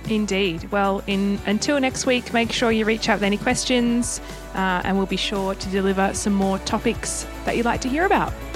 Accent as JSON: {"language": "English", "country": "Australia", "said": "us as Aussie"}